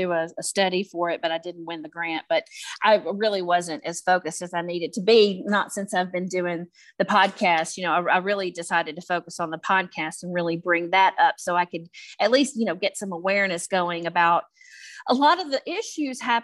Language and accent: English; West Tennessee, United States; also born or lived in Memphis, Tennessee; where I'm from West Tennessee, just about an hour north of Memphis